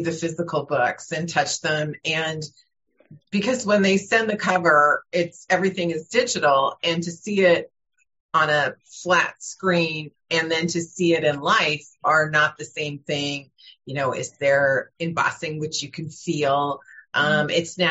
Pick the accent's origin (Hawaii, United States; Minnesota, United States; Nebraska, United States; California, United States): California, United States; Burbank; I grew up in Burbank, California